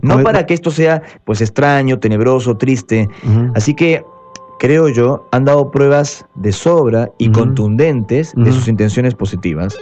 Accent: Peru; moved away as an adult; also born or lived in Pueblo Libre, Lima; now in Buenos Aires, Argentina; yo también fui criado en Perú

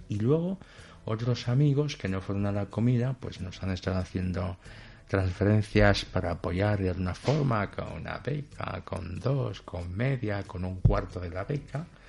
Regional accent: Equatorial Guinea; moved away as an adult; now in Spain; en África en general y en mi país en particular

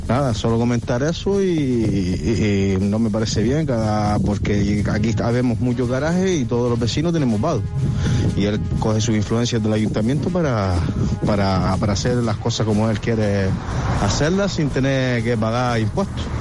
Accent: La Herradura, Spain; Yo soy del barrio de la Herradura y hay un señor que trabaja en el ayuntamiento.

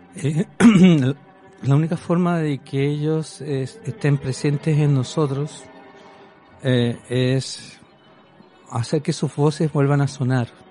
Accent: Chile; moved away as an adult; yo soy eh, un chileno común y corriente

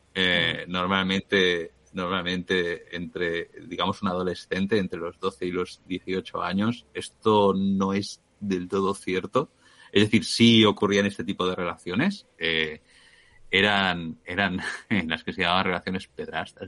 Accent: Spain; accent: Spanish (Spain); tengo acento español

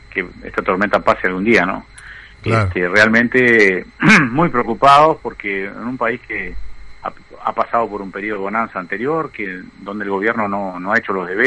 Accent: Artigas, Uruguay; Nosotros somos de Artigas, exactamente.

